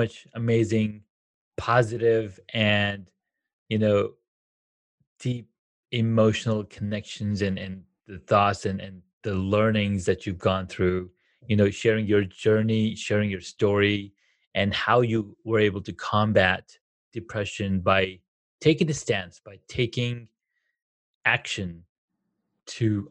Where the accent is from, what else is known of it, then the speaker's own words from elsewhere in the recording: Saudi Arabia; now in United States; I grew up in Saudi Arabia